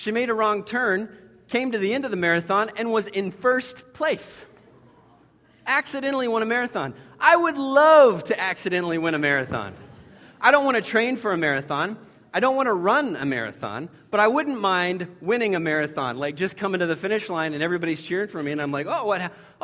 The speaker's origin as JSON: {"language": "English", "country": "United States", "said": "as many American Christians"}